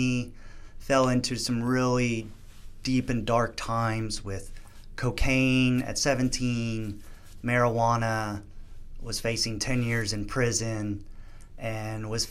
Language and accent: English; New Jersey, United States; I grew up on the East Coast in New Jersey